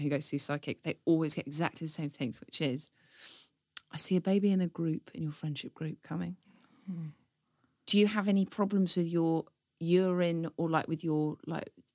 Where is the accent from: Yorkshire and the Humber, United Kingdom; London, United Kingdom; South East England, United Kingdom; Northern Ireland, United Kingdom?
London, United Kingdom; Stanmore; I grew up in Stanmore